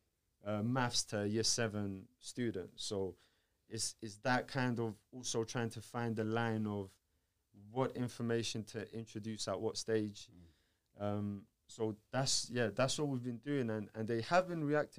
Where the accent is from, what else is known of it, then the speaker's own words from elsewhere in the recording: Georgia; moved away; I'm from Georgia, and I was at an Orthodox church